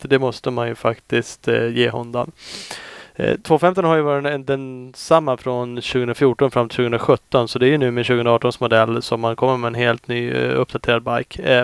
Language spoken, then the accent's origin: Swedish; Sweden; jag är från Sverige